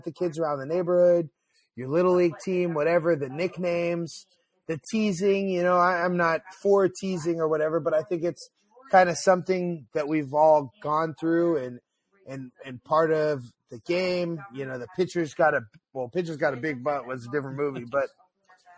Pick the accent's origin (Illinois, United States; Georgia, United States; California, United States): California, United States; Pacifica; moved away; I grew up in the back of the valley in Pacifica